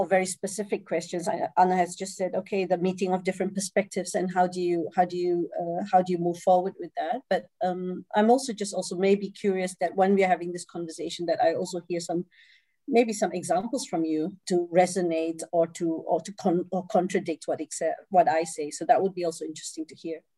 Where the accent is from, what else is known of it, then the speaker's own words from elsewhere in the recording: Singapore; moved away as an adult; also born or lived in Malaysia; now in Netherlands; I come originally from uh, Singapore. I grew up in Singapore I'm, I, and I um, was born in Malaysia.